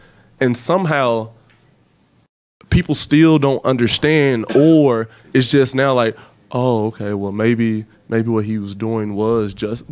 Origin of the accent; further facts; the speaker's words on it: East St. Louis, Illinois, United States; moved away as an adult; now in Dallas, United States; I'm from East St. Louis, Illinois